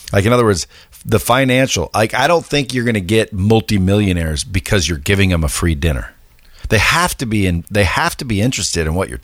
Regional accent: Eugene, Oregon, United States; I was born and raised in Northwest, Eugene, Oregon.

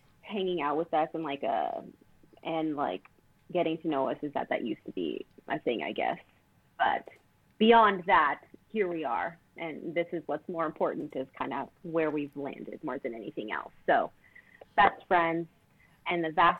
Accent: Toronto, Ontario, Canada; being Portuguese and being from Toronto, like both Carol and I were born in Toronto, is that like parents are also immigrants

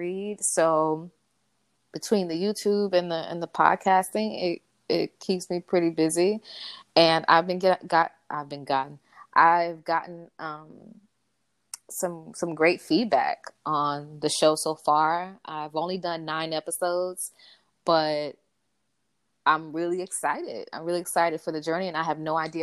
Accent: Miami, Florida, United States; I grew up in Liberty City

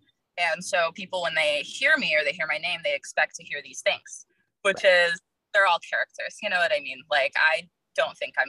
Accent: Virginia, United States; now in Los Angeles, United States; I'm in Los Angeles right now. I'm from Virginia originally

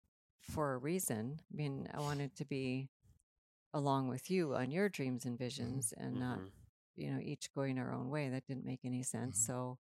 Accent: Minnesota, United States; moved away; we grew up in Minnesota on the prairie

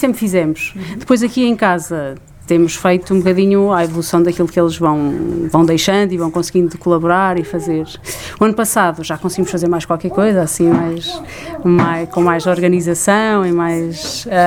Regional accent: Coimbra, Centro, Portugal; moved away as an adult; now in Lisbon, Portugal; somos de Coimbra e mudámos para cá no início do nosso casamento

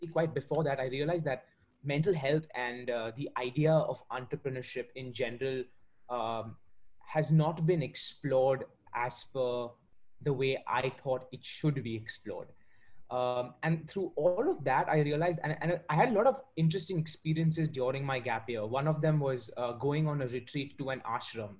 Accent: Mumbai, Maharashtra, India; also born or lived in Warwick, United Kingdom; I'm currently speaking from India. I've been born and raised in Mumbai

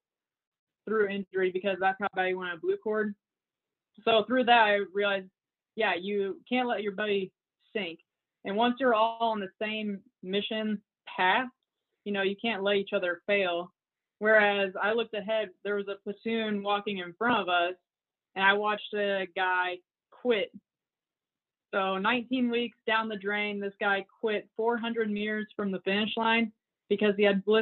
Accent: near Camp Atterbury, Indiana, United States; I always saw soldiers around Camp Atterbury, around my hometown

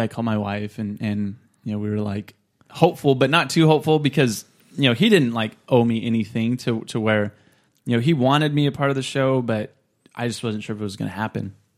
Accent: Clovis, California, United States; I was born and raised in Clovis

